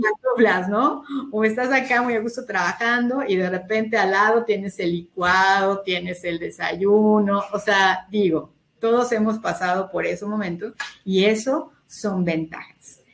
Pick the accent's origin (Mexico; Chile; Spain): Mexico; todos somos mexicanos